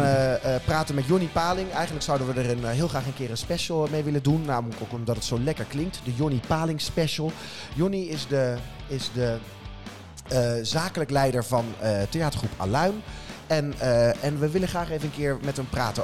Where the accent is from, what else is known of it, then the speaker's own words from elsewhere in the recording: Wageningen, Gelderland, Netherlands; ik kom zelf uit Wageningen